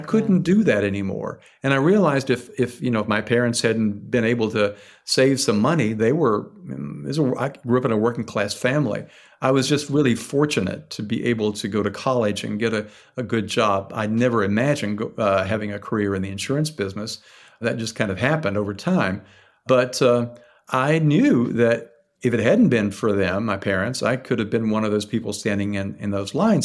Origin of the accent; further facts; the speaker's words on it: Tennessee, United States; now in Philadelphia, United States; where I grew up in Tennessee